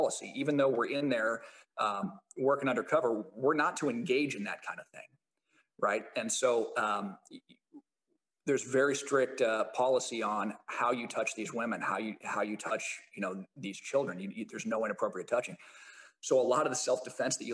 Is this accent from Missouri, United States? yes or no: no; Champaign, Illinois, United States; moved away as an adult; also born or lived in Dominican Republic; now in California, United States; came back to my hometown, Illinois, Champaign, Illinois